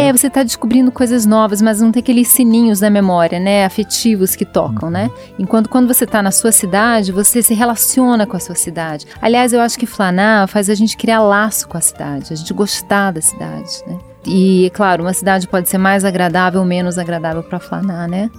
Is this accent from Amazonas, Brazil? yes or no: no; Rio de Janeiro, Brazil; Eu que sou do Rio, eu flanei muito pelo Rio, principalmente pelo centro. Então era, eu estava na, na, minha cidade